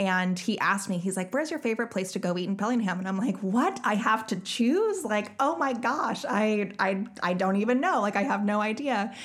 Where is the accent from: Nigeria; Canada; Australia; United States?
United States; Bellingham, Washington; my hometown of Bellingham